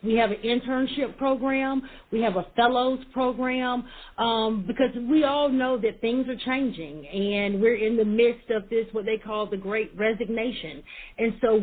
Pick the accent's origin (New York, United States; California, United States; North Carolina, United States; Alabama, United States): North Carolina, United States; Raleigh; I am from North Carolina, from Raleigh